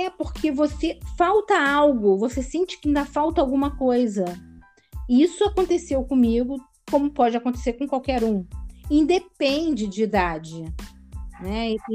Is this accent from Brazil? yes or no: yes; Rio de Janeiro, Brazil; now in Portugal; eu nasci no Rio de Janeiro, como dizem, carioca da gema, né? E, mas atualmente eu moro em Portugal, né?